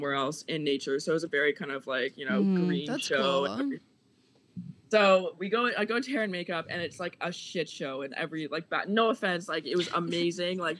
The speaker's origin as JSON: {"language": "English", "town": "Halifax", "region": "Nova Scotia", "country": "Canada", "moved": "as an adult", "said": "I'm from Nova Scotia"}